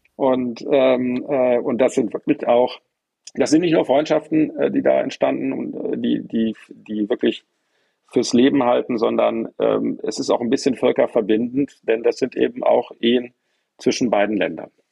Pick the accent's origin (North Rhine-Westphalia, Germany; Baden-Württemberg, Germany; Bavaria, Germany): North Rhine-Westphalia, Germany; Bonn; ich bin in Bonn groß geworden